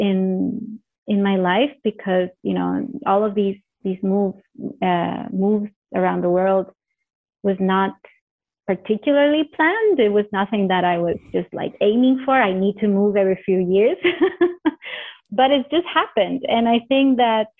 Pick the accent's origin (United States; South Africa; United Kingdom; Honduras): Honduras; also born or lived in Canada; now in Mozambique; I come originally from Honduras